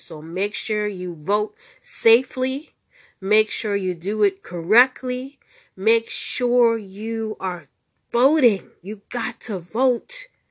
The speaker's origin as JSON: {"language": "English", "country": "United States", "moved": "yes", "said": "I'm an American citizen, but I live outside the country"}